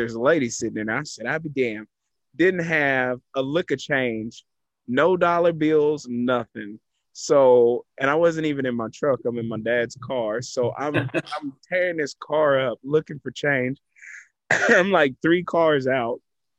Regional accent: Texas, United States; I have been a devout Texan my entire life.

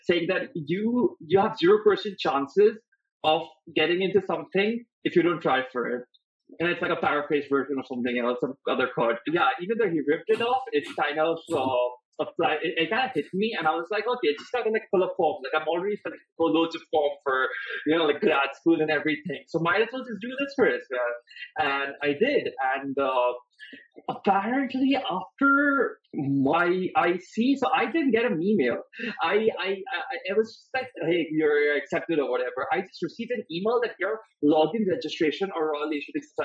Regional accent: Patna, Bihar, India; moved away as an adult; also born or lived in Sonipat; I was born in Patna and I did my schooling in Patna

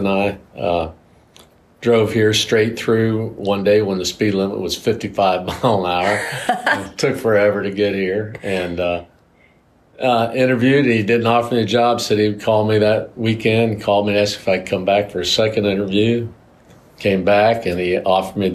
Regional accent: Fort Lauderdale, Florida, United States; moved away as an adult; also born or lived in Mississippi; I grew up in Fort Lauderdale, Florida

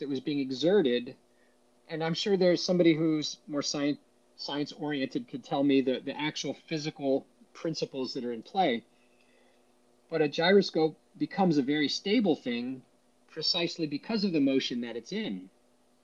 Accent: Washington, District of Columbia, United States; growing up in the Washington, D.C. metro area

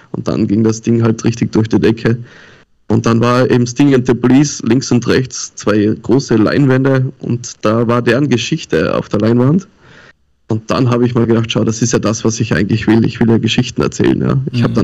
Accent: Tyrol, Austria; now in Hamburg, Germany; Mein Opa war Sizilianer und ich komme eigentlich aus Tirol und lebe schon länger jetzt in Hamburg, das neunte Jahr.

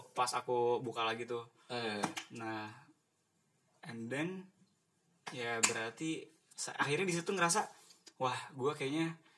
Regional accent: Bandung, West Java, Indonesia; dari Bandung

